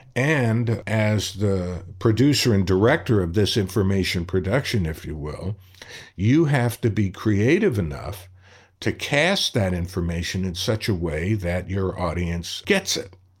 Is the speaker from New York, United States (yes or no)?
yes; New York City, New York, United States; When I was growing up in Brooklyn